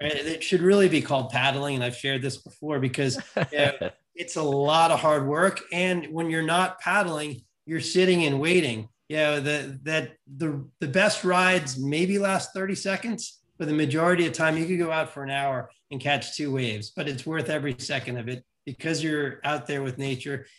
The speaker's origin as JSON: {"language": "English", "town": "New York City", "region": "New York", "country": "United States", "tie": "born or raised there", "said": "I grew up in New York City"}